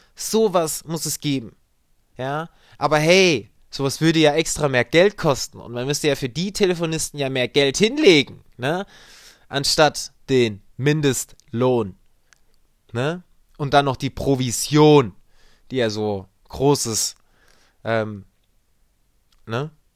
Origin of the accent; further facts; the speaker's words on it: Germany; Wir haben hier einige bei uns in Deutschland